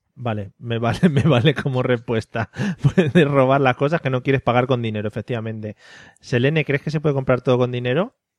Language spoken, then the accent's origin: Spanish; a village in Toledo, Castilla-La Mancha, Spain; somos de Toledo, somos de Toledo, un pueblo de Toledo.